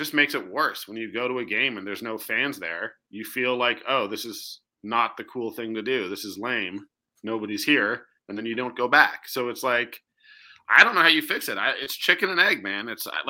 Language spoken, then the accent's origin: English; Toronto, Ontario, Canada; moved away as an adult; now in Calgary, Canada; it's my hometown team and I love, you know, mm-hmm. I grew up and I'm only 37.